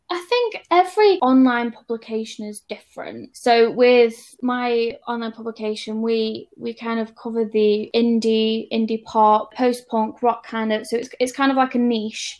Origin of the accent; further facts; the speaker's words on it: Stoke-on-Trent, West Midlands, United Kingdom; moved away; I'm from Stoke on Trent originally